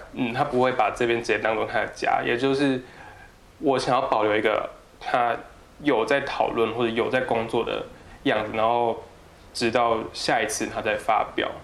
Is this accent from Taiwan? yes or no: yes; southern Taiwan, Taiwan; moved away; also born or lived in Tamsui; 我是南部人